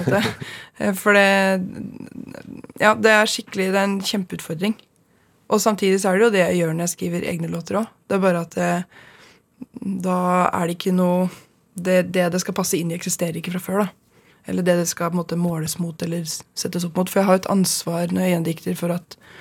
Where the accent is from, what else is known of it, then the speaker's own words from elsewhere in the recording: Stange, Innlandet, Norway; Stange, der jeg er fra sjøl. Eller fra der jeg gikk sjøl